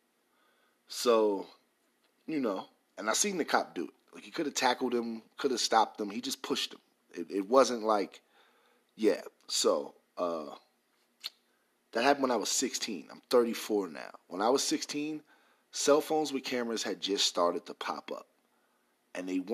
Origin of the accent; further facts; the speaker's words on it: New York, United States; moved away; also born or lived in the South (US); I'm from New York